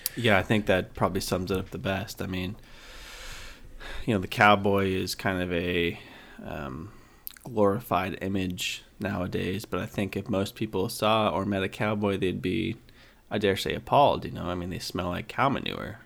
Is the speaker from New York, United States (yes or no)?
no; Idaho, United States; moved away as an adult; now in North Carolina, United States; I grew up in Idaho